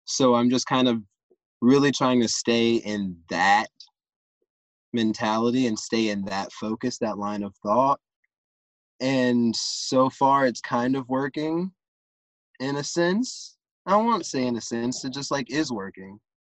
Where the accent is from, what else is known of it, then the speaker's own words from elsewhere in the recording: the South, United States; I'm from the South. I'm from deep in the country